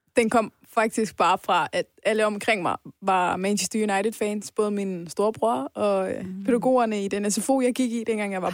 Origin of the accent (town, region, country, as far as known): Denmark; born or raised there; also born or lived in Iran